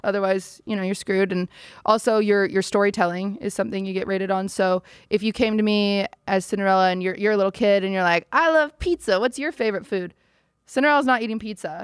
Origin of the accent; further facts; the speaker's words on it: Washington, United States; moved away as an adult; now in Los Angeles, United States; I was raised in Washington